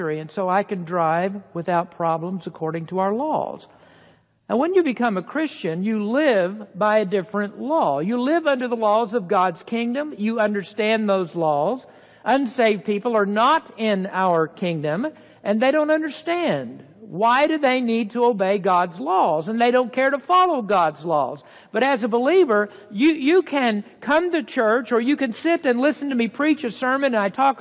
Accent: United States; As an American citizen

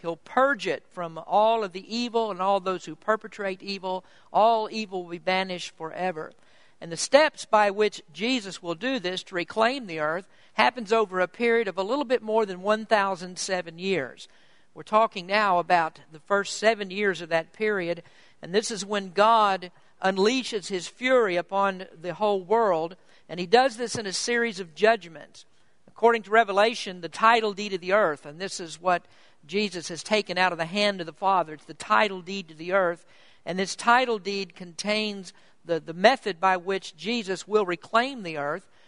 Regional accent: Kentucky, United States; moved away as an adult; I'm from Kentucky, from the southeastern part of the country

